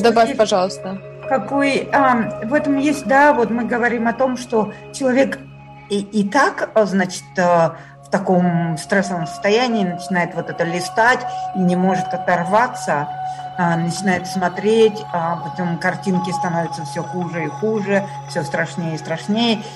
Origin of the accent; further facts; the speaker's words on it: Kyiv, Ukraine; moved away; я из Киева